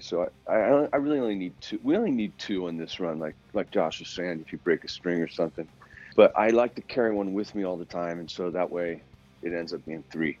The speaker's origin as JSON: {"language": "English", "town": "Philadelphia", "region": "Pennsylvania", "country": "United States", "tie": "born or raised there", "moved": "yes", "lives_now": "Los Angeles, United States", "said": "I grew up in Philly, and then I moved out"}